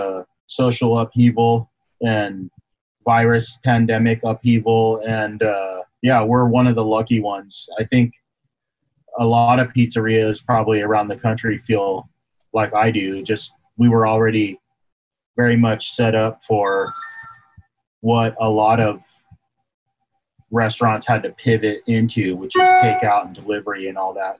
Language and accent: English; Alexandria, Virginia, United States; moved away; also born or lived in Washington, D.C. / San Jose; I grew up in Virginia